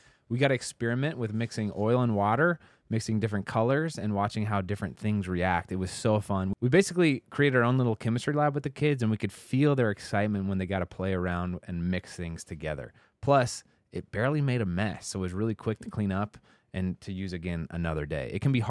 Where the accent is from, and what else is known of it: Indianapolis, Indiana, United States